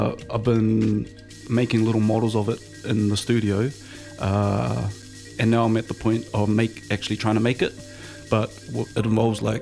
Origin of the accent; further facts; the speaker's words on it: Auckland, New Zealand; I grew up in East Auckland, around Glenelinis and Pamela.